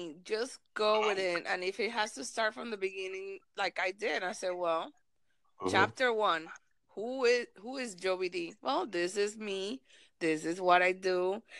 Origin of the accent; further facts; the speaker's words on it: Miami, Florida, United States; I want to do it in Spanish and English, or Spanglish, because I'm from Miami. My Miami people understand this.